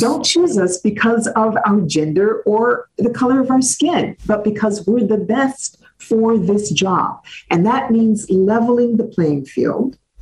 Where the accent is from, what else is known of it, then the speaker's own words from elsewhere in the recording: Cleveland Heights, Ohio, United States; moved away as an adult; also born or lived in Washington, D.C.; as I was growing up in Cleveland Heights, Ohio